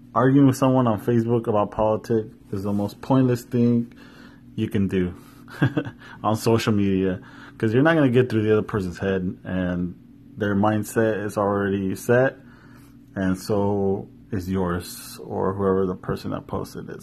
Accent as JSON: {"language": "English", "town": "Yakima", "region": "Washington", "country": "United States", "tie": "born or raised there"}